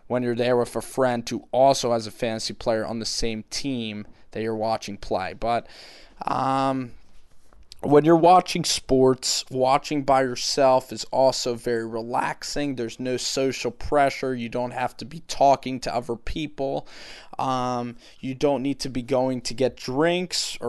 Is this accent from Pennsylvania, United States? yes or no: yes; Philadelphia, Pennsylvania, United States; I'm from Philadelphia, a pretty big market for Philly sports.